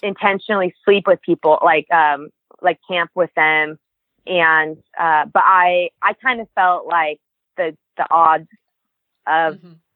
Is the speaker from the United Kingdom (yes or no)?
no; Reno, Nevada, United States; I'm from Reno, Nevada